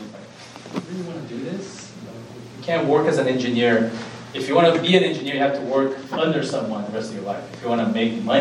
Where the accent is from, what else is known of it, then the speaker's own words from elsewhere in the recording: Brazil; moved away as an adult; now in United States; I'm from Brazil. I went and grew up in Brazil and went to med school in Brazil and then got married and moved to the U.S.